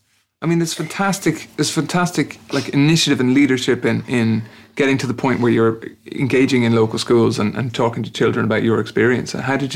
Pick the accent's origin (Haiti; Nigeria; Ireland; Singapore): Ireland; for me as an Irish person